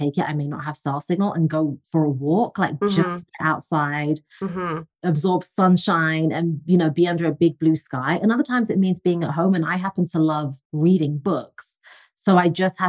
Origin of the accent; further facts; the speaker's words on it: England, United Kingdom; moved away; I'm originally from England, as you can tell from the accent